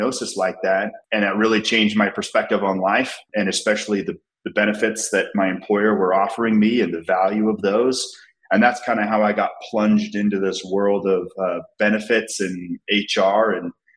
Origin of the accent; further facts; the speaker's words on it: Salt Lake City, Utah, United States; I was born and raised in Salt Lake City, Utah.